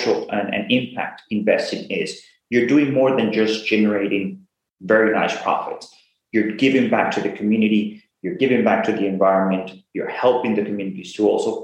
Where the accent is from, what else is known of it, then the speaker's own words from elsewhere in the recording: Venezuela; now in United States; I'm originally from Venezuela, been in the US for 22 years, went to school here in the US.